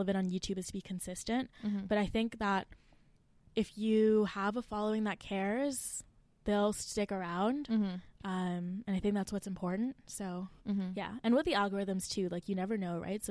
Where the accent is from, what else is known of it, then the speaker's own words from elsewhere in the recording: Mississauga, Ontario, Canada; moved away as an adult; now in Waterloo, Canada; I'm from Mississauga